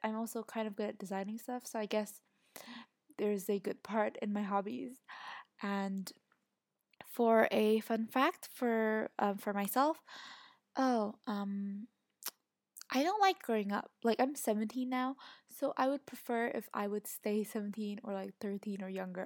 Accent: Indonesia; My ethnicity is Chinese, and I come from Indonesia

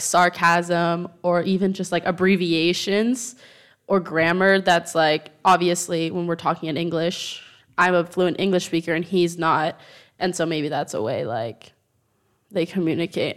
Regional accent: United States; moved away as an adult; now in Madrid, Spain; I'm American

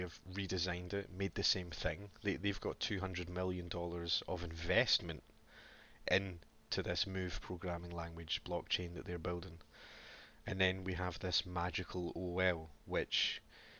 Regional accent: Scotland, United Kingdom; being Scottish

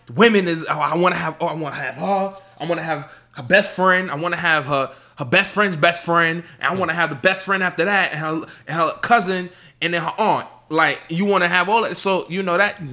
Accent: New York, United States; I'm from New York

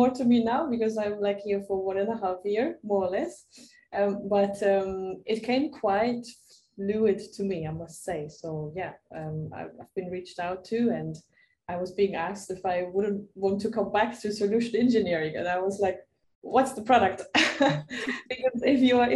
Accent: Germany; now in Barcelona, Spain; I'm originally from Germany. Spending right now my time in Barcelona.

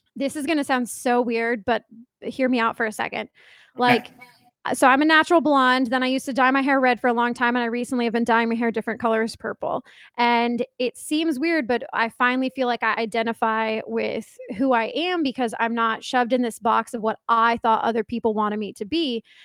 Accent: Johns Creek, Georgia, United States; now in Sandy Springs, United States; I grew up in Atlanta, but I really grew up in Johns Creek

